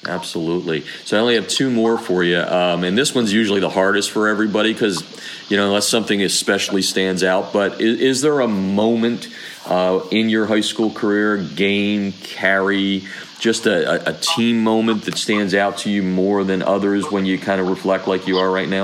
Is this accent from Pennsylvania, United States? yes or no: yes; Pennsylvania, United States; I grew up in Pennsylvania